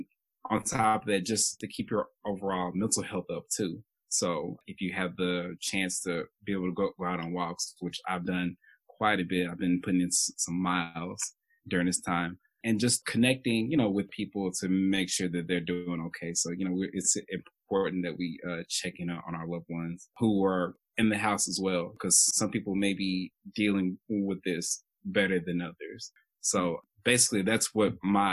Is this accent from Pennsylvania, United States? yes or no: no; Chattanooga, Tennessee, United States; originally from Chattanooga, Tennessee